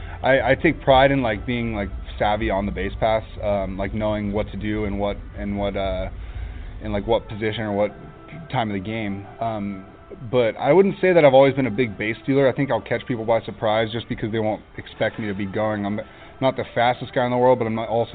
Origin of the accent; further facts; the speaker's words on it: Huntington Beach, California, United States; I come from Huntington Beach